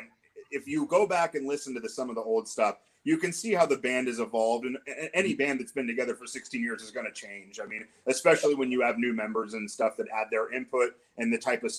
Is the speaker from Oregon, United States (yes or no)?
yes; Portland, Oregon, United States; we're all from the Portland, Oregon area